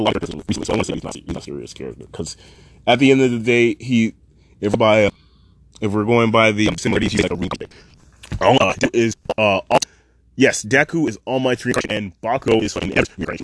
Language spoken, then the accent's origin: English; Canada; I am Canadian, and I am not the best with Japanese pronunciation